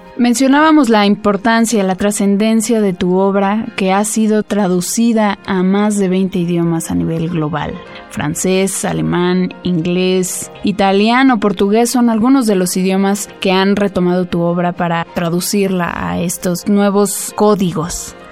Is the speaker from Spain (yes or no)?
no; Mexico; Yo soy mexicana, hablo español